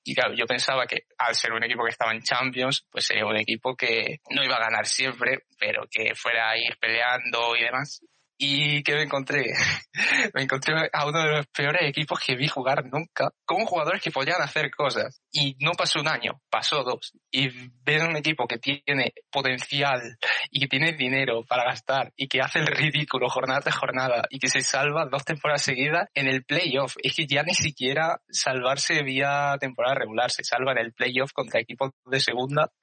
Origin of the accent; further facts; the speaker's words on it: Spain; siendo español